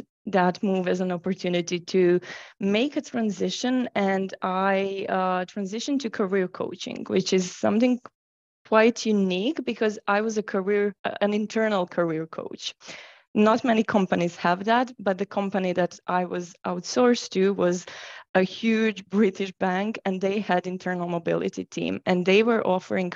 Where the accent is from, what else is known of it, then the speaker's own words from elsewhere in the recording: Croatia; moved away as an adult; I've started my career in Croatia, which is my home country